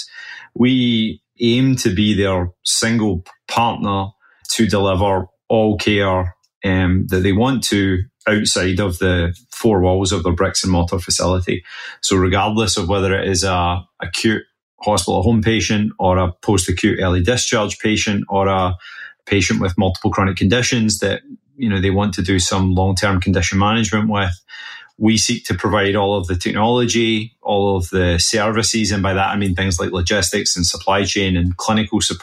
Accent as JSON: {"language": "English", "region": "west coast of Scotland", "country": "United Kingdom", "moved": "yes", "lives_now": "Boston, United States", "said": "I live in Boston now, but originally from the west coast of Scotland"}